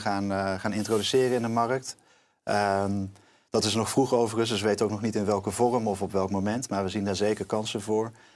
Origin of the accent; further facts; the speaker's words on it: North Brabant, Netherlands; ik kom ook uit Brabant, dus vlakbij de grens.